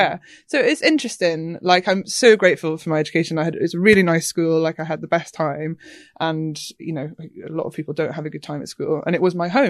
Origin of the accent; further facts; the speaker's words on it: Scotland, United Kingdom; accent: Glaswegian; now in London, United Kingdom; I have been living in Hackney for a while. So, yeah, I grew up in Scotland, but yeah, no accent anymore, I suppose.